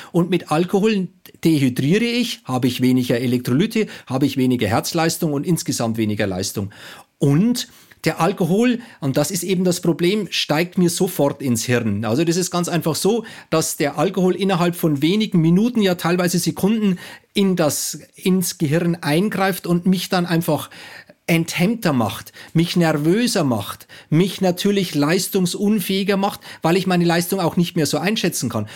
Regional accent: Bayreuth, Bavaria, Germany; Also ich komme aus Bayern

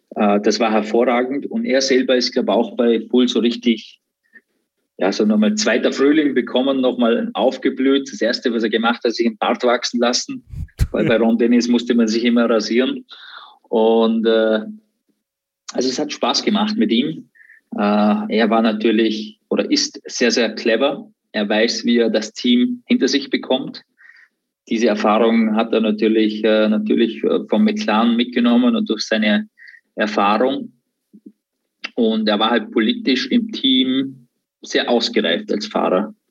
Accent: Austria; born or raised there

